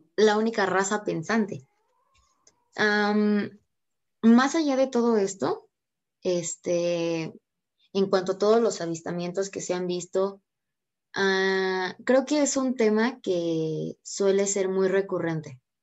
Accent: Mexico; uno como mexicano es un poquito curioso

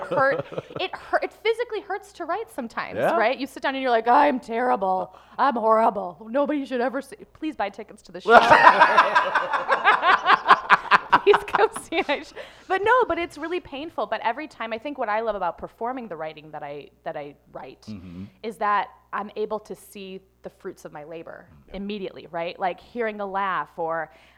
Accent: Western Springs, Illinois, United States; now in New York, United States; I grew up in Western Springs between LaGrange and Hinsdale

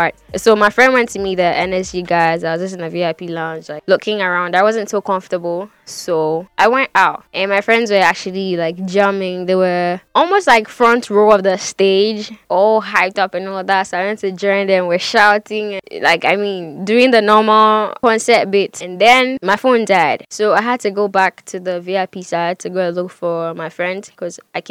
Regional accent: Ghana; I am Ghanaian

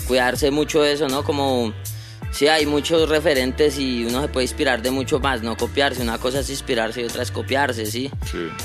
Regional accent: Bogotá, Colombia; Nosotros nos crecimos ahí en Bosa

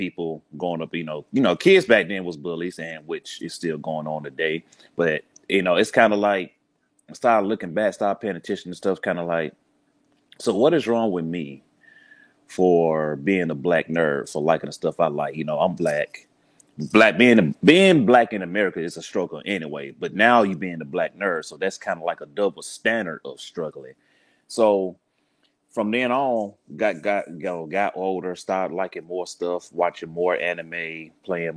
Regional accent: Birmingham, Alabama, United States; accent: Southern; proud from the South, Birmingham, Alabama, to be exact.

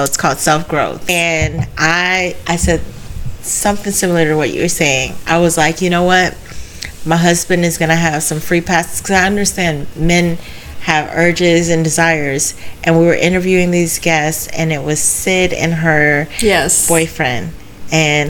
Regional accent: Port St. Lucie, Florida, United States; also born or lived in Tampa; I'm from Port St. Lucie

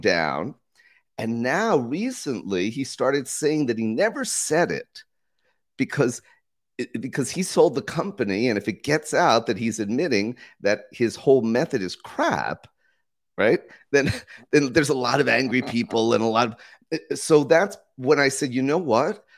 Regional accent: United States; now in Costa Rica; I'm an American citizen, but I live full-time in Costa Rica.

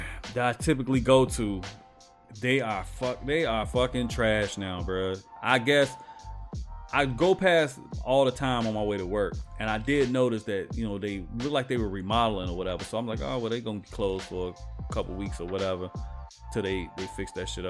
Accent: Chicago, Illinois, United States; I'm from Chicago, we call it pop

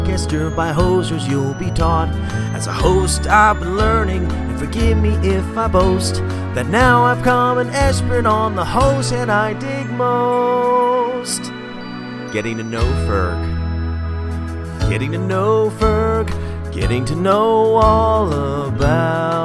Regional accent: Philadelphia, Pennsylvania, United States; I'm from Philly

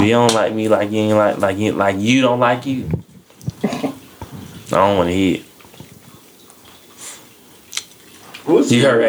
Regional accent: Atlanta, Georgia, United States; I'm the only one here from Atlanta.

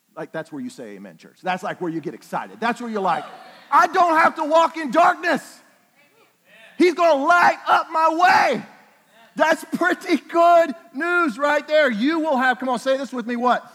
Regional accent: Oklahoma, United States; I'm from Oklahoma

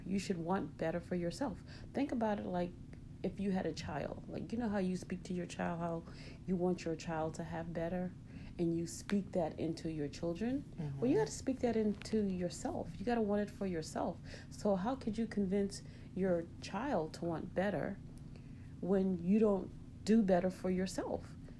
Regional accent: South Carolina, United States; moved away as an adult; now in Chicago, United States; Well, I moved from South Carolina to Chicago. And first of all, my grandmother knew that I was young.

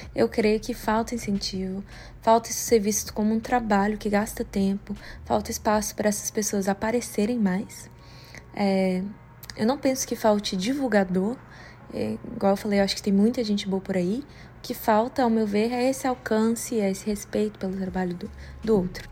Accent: Brazil; moved away as an adult; also born or lived in Canada; now in Washington, D.C., United States; eu cresci a minha vida toda no Brasil

